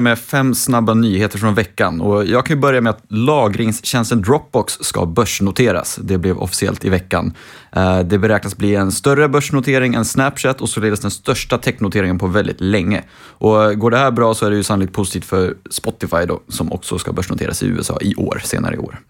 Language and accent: Swedish; Uppsala, Uppsala County, Sweden; Uppsala, min hemstad